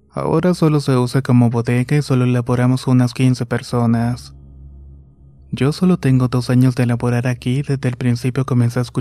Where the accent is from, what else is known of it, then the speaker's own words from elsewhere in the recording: Honduras; Soy de Honduras actualmente y vivo en la ciudad de Choloma